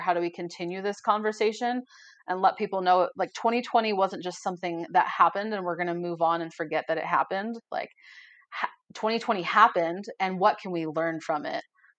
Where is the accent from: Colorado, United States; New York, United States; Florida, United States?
Colorado, United States; Boulder; I grew up in Boulder, very white, moved to Durango, also very white.